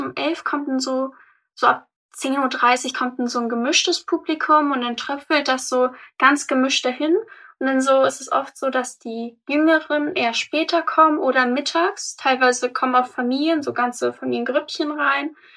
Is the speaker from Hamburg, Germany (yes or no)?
yes; Hamburg, Germany; ich bin 18 und ich komme aus Harburg